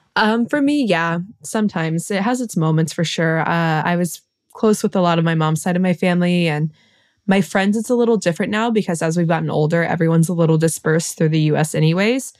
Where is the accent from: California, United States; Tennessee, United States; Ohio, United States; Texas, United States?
Ohio, United States; Cincinnati; moved away as an adult; now in Paris, France; I'm from Cincinnati